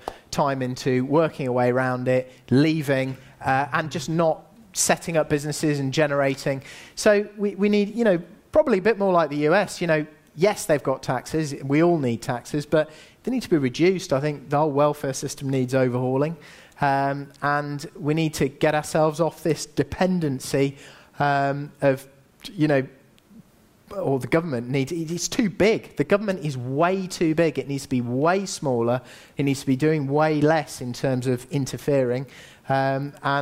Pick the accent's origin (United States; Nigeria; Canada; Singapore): Singapore; also born or lived in Asia; now in United Kingdom; I grew up in Asia. You know, I was born in Singapore